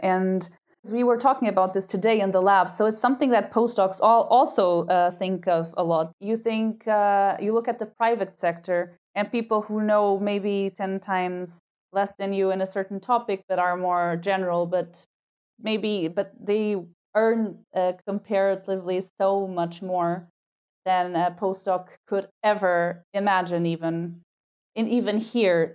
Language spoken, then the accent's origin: English; Lisbon, Portugal; moved away as an adult; now in Vienna, Austria; So I did all my studies in Lisbon. It's my hometown.